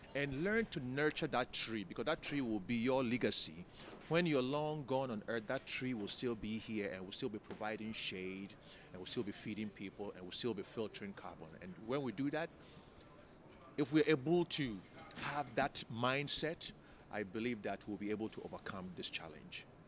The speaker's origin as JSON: {"language": "English", "country": "Ghana", "tie": "born or raised there", "said": "growing up in Ghana"}